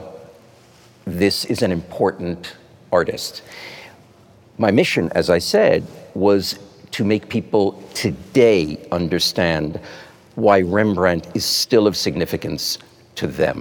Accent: United States; as an American

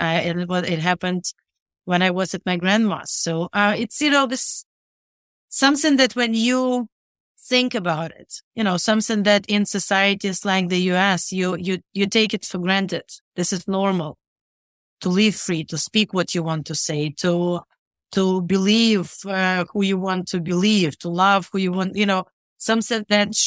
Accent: Rivne, Rivne Oblast, Ukraine; I was born and raised in Rivne, which is northwestern Ukraine.

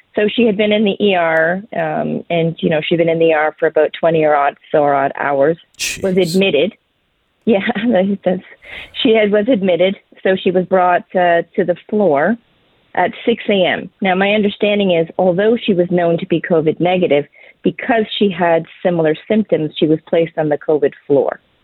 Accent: Canada

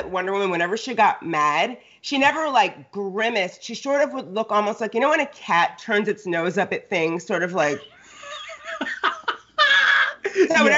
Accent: Connecticut, United States; also born or lived in New York / Los Angeles; now in California, United States; I grew up on the East Coast, like Connecticut

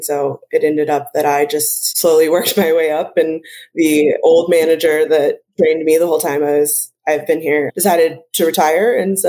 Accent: Park City, Utah, United States; I grew up here in Park City.

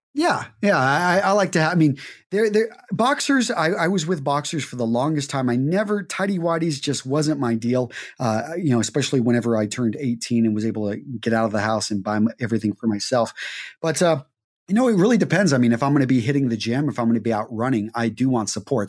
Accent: Midland, Texas, United States; I grew up in Midland, Texas

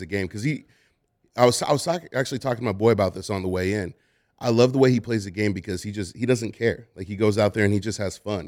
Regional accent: Oakland, California, United States; I'm from Oakland.

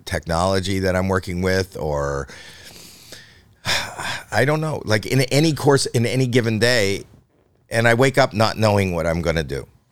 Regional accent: Canada; I'm Canadian

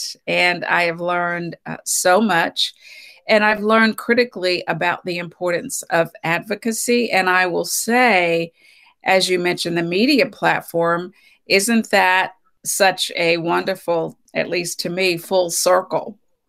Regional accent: Bluefield, West Virginia, United States; Well, I am originally from West Virginia, a small town in West Virginia, Bluefield, West Virginia.

